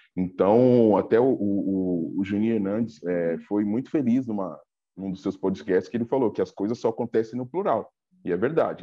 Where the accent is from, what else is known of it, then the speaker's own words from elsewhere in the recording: Diadema, São Paulo, Brazil; eu sou aqui de Diadema, da região do ABC